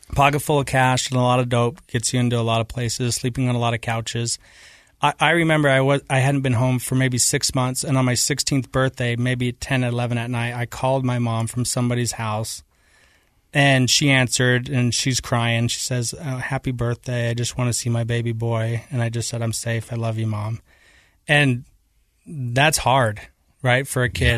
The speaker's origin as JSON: {"language": "English", "town": "Taylorsville", "region": "Utah", "country": "United States", "tie": "born or raised there", "also_born_or_lived": "Kearns, Utah", "said": "I grew up in Taylorsville, Utah. in Kearns"}